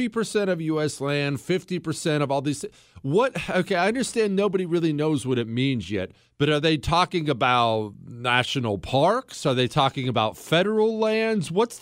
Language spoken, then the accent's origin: English; Montana, United States; Because I grew up in Montana, and this happened all the time.